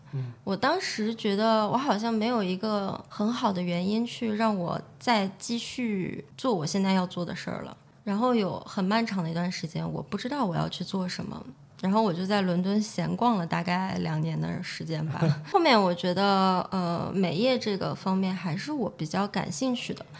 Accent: Xi'an, Shaanxi, China; moved away as an adult; also born or lived in Brighton, United Kingdom; now in London, United Kingdom; 我从西安过来嘛，我觉得西安是一个四季很分明的地方

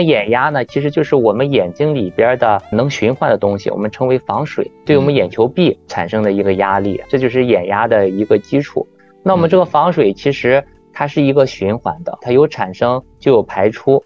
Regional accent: China; 我们中国人群中

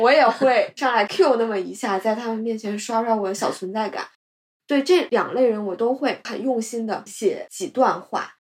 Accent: China; 我们中国人

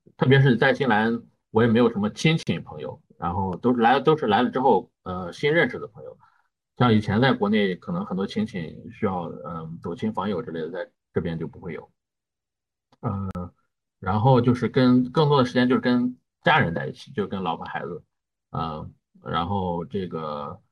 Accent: northern China, China; moved away as an adult; now in New Zealand; 我们作为北方人嘛

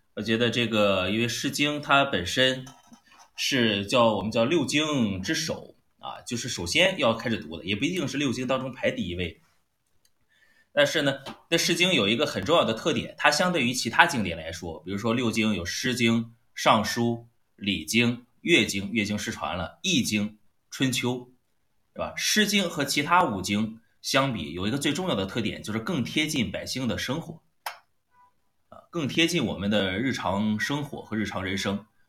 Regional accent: China; 我们中国人特别喜欢发出沧海桑田之感

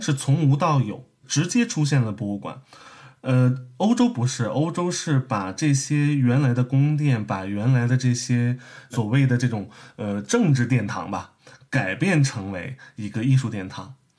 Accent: Beijing, China; moved away; 其实我是北京人啊，我是北京人

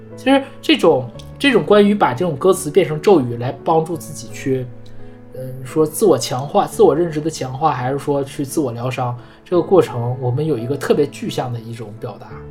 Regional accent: Northeast China, China; 我们东北人才要飞到热带的岛屿过冬

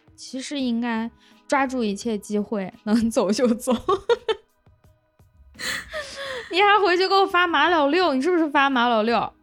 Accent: Lanzhou, Gansu, China; accent: Lanzhou accent (金兰腔); 我觉得我的口音还好吧，然后我的朋友们听完之后就啊，你这个金兰腔也太重了

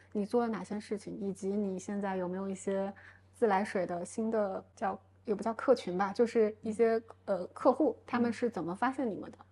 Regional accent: Hubei, China; 我是湖北人

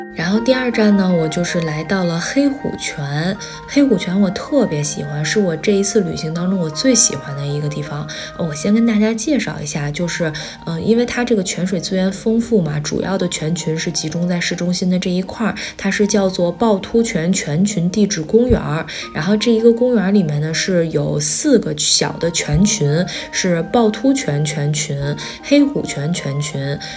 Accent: Beijing, China; also born or lived in Shandong (ancestral home); 我的祖籍是山东，我的奶奶爷爷是在山东长大的小时候，然后是在大概十八岁左右的时候来到北京工作和生活，然后呢也在北京安了自己的小家，后来我们一家子就在北京生活了

